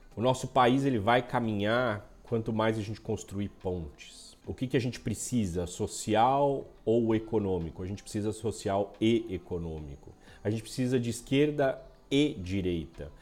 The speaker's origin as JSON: {"language": "Portuguese", "country": "Brazil", "said": "somos todos brasileiros, vamos continuar sendo brasileiros, vamos continuar habitando esse país"}